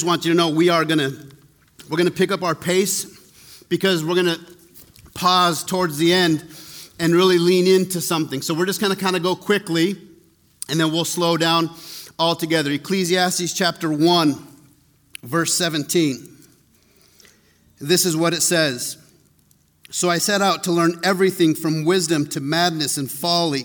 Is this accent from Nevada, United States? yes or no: no; Taos, New Mexico, United States; I grew up in Taos